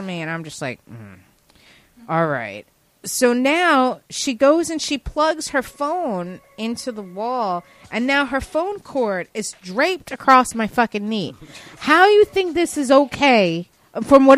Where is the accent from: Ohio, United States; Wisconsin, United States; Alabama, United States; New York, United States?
New York, United States; I'm from New York, but like I'm from a little bit northern, so I'm not like a necessarily like a New York City person.